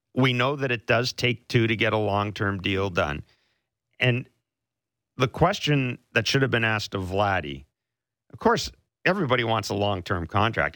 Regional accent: Manitoba, Canada; I'm from Manitoba

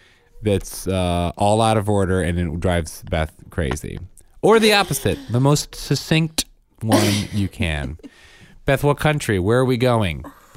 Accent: England, United Kingdom; born there; But yeah, I was born in England, people.

